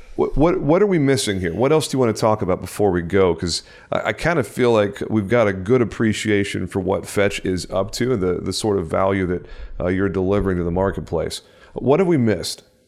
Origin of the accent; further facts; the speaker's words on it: Texas, United States; my home state of Texas